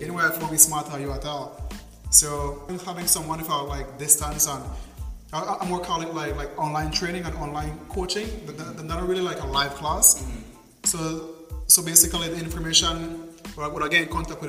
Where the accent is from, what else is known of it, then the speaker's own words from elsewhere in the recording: Punta Gorda, Toledo District, Belize; growing up in Belize